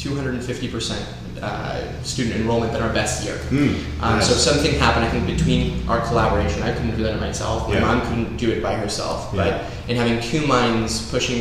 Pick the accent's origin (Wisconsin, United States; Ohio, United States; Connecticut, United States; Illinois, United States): Illinois, United States; Oak Park; I grew up in Oak Park, but I also had those international ties to Argentina.